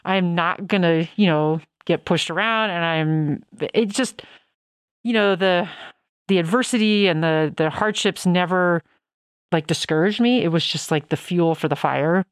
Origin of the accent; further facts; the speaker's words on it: Denver, Colorado, United States; I grew up in Denver